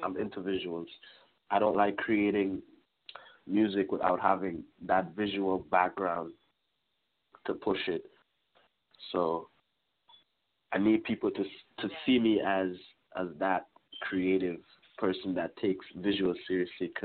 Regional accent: Trinidad & Tobago; now in Brampton, Canada; originally I'm from Trinidad, so our lifestyle is completely different than here

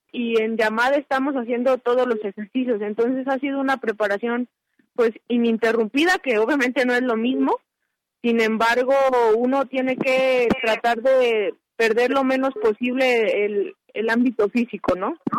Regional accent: Guadalajara, Jalisco, Mexico; moved away; desde el 16 de marzo yo estoy en mi ciudad de origen, en Guadalajara

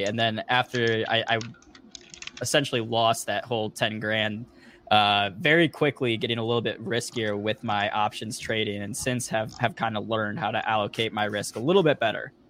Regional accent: Missouri, United States; now in Detroit, United States; I'm from Missouri, which is in the Central Time Zone. And ever since I moved up here to Detroit

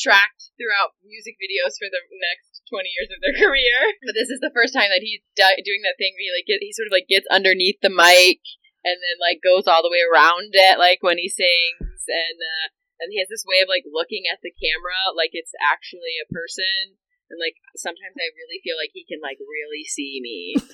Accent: United States; as an American

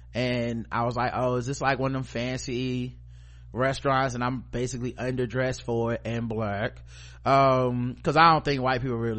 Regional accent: United States; Cause, you know, I'm an American citizen.

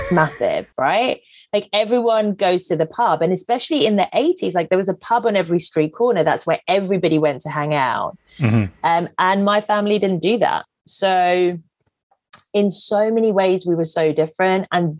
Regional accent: Kent, South East England, United Kingdom; moved away as an adult; now in London, United Kingdom; growing up in Kent in the 70s and 80s was really hard as an Asian kid or just anybody who was a little bit different.

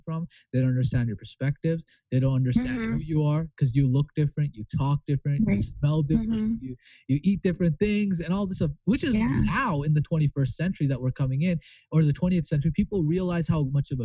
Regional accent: Hamiota, Manitoba, Canada; also born or lived in Pakistan; I grew up in a small town of 800 people. It's called Hamiota, Manitoba, if you ever want to search it up. And it's 800 people. And I moved there when I was in grade 3.

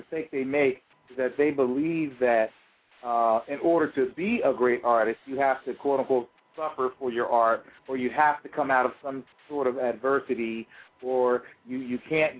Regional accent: York, Pennsylvania, United States; moved away as an adult; also born or lived in New England; the home where I grew up in York, Pennsylvania.

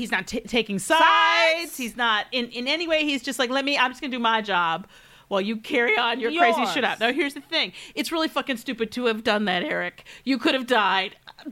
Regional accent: Detroit, Michigan, United States; in my hometown of where I grew up, Detroit, Michigan.

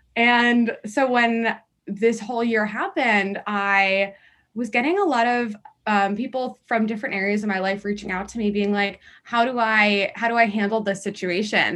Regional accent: Washington, District of Columbia, United States; moved away; I'm actually originally from Washington, D C

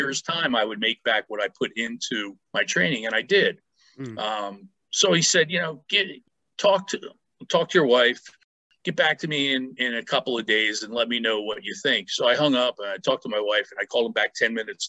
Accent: Philadelphia, Pennsylvania, United States; Philadelphia was a busy sports area growing up when I was a kid

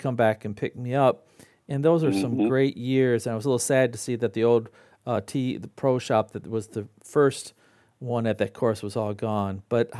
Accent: Midland, United States; Well, last weekend I was up at my hometown of Midland and I decided to take a little side trip past the golf courses I learned how to play on.

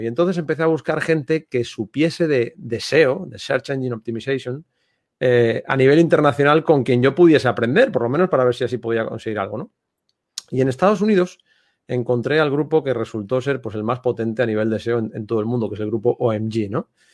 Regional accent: Santander, Cantabria, Spain; moved away as an adult; now in Marbella, Spain; Yo soy de Santander, del norte de España

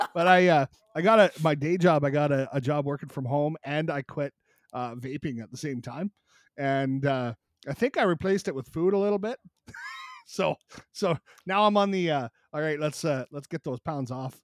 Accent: Canada; a Canadian creator

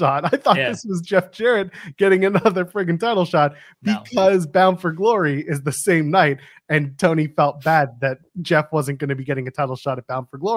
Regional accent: Canada; being a Canadian

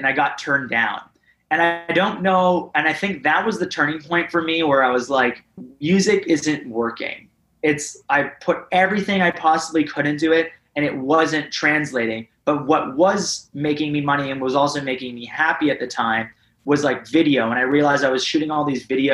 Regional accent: Canada

